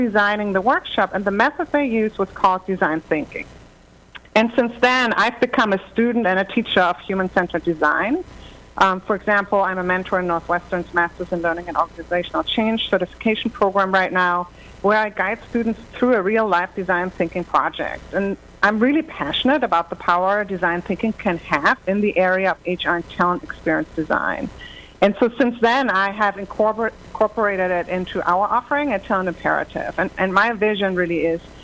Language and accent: English; Germany; accent: German; English is a second language; moved away; I'm from Germany originally, as you might deduce from my slight accent